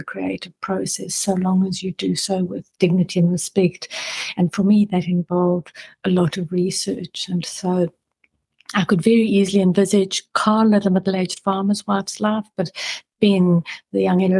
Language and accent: English; South Africa; moved away as an adult; now in New Zealand; growing up in South Africa